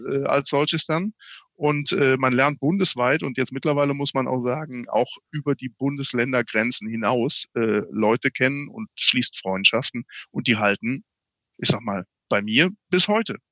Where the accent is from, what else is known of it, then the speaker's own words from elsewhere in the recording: Daun, Rhineland-Palatinate, Germany; Ich bin aufgewachsen in der DLRG-Gliederung im Binnenland, in Daun in der Eifel sozusagen, okay. in Rheinland-Pfalz